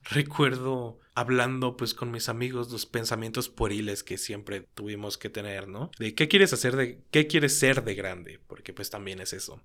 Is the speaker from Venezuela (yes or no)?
no; Mexico; Como mexicano estoy hablando